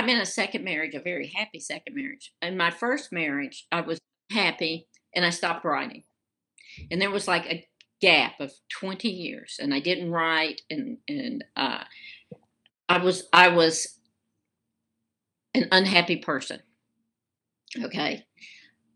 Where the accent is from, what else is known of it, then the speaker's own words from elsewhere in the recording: Birmingham, Alabama, United States; I was raised in Alabama, raised in Birmingham